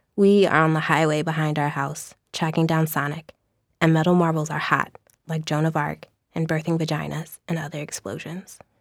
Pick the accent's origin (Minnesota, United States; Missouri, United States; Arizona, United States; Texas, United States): Missouri, United States; St. Louis; moved away; I am from Saint Louis